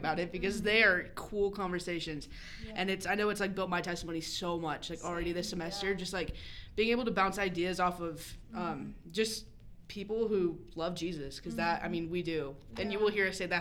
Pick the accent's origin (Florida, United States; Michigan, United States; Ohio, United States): Florida, United States; Central; I am originally from Central Florida, live outside of Tampa